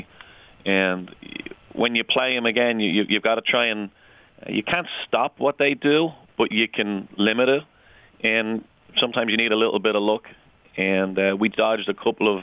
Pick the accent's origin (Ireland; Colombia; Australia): Ireland; now in United States; I grew up in Ireland.